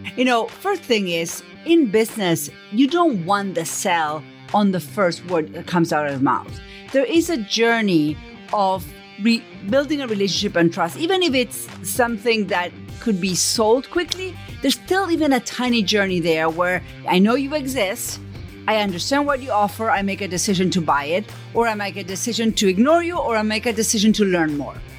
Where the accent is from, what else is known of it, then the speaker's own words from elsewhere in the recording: Buenos Aires, Argentina; accent: Buenos Aires; first language Spanish; English is a second language; moved away; I grew up in Argentina. So first question is, where is your accent from? It's from Buenos Aires. Spanish is my first language